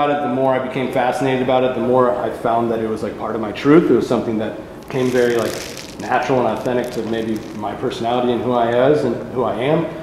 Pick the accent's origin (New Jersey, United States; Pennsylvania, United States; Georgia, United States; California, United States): California, United States; Davis; I grew up in Davis, California.